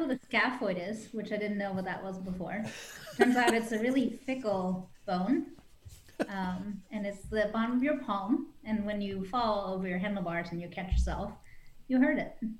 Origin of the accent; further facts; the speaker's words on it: Netherlands; now in United States; when I grew up in Holland